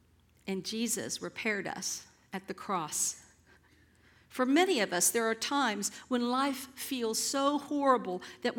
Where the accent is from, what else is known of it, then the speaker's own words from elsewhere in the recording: San Antonio, Texas, United States; I told you guys I was raised up here in San Antonio and went to Roy Baldwin's alma mater, where he taught for all those years.